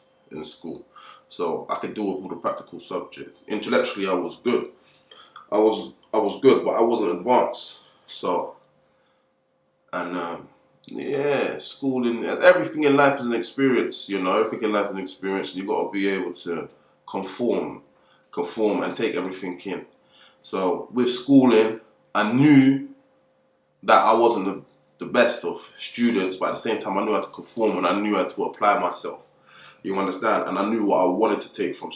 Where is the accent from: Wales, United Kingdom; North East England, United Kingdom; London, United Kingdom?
London, United Kingdom; come from Camden Town, Northwest side of the borough, born and raised